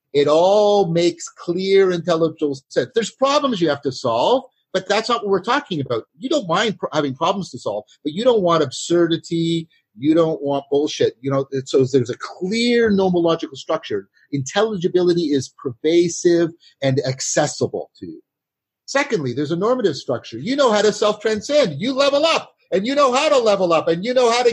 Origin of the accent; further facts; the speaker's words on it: Canada; I'm a Canadian